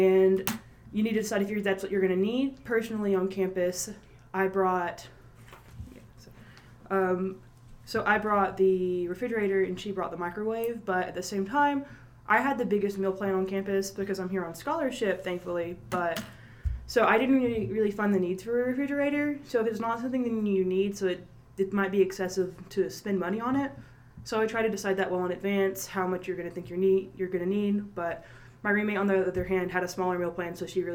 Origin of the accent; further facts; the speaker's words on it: Monticello, Georgia, United States; I'm from Monticello, Georgia